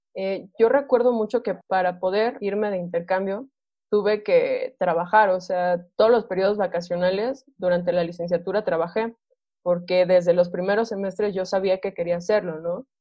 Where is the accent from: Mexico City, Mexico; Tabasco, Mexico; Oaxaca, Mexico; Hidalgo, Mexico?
Hidalgo, Mexico; Tulancingo; yo soy originaria de, de Tulancingo Hidalgo, con mucho orgullo siempre lo, lo presumo